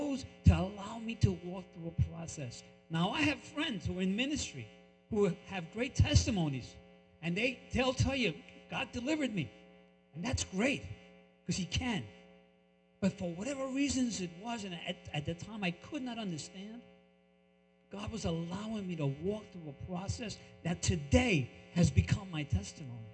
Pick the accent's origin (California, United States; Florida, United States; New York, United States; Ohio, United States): New York, United States; also born or lived in Colombia / Brooklyn; now in Hackensack, United States; I was born in Colombia, raised in New York